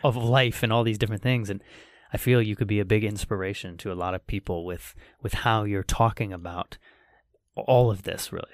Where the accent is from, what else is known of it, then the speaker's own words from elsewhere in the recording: United States; being American